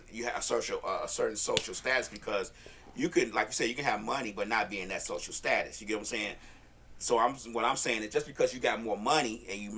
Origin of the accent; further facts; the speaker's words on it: Chicago, Illinois, United States; moved away; I'm from Chicago